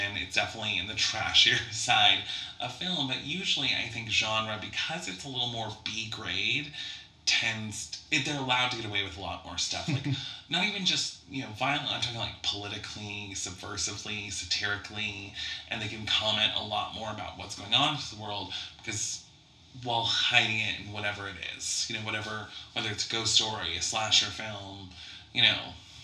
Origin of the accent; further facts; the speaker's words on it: Coeur d'Alene, Idaho, United States; also born or lived in Michigan; now in Spokane, United States; I'm from Coeur d'Alene, Idaho, which is just right outside of Spokane, Washington